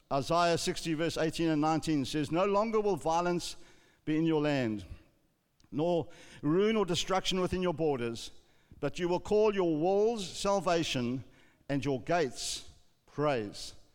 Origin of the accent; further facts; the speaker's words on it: South Africa; growing up in South Africa, when I was a young boy